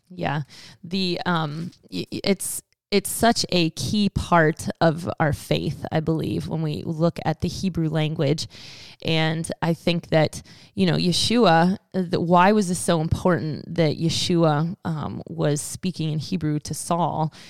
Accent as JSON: {"language": "English", "country": "United States", "said": "us as American English-speaking Christians"}